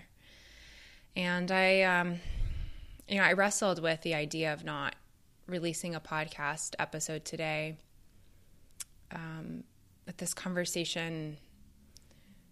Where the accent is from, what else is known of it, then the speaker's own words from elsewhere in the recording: Canada; moved away as an adult; now in Chicago, United States; as I am from Canada originally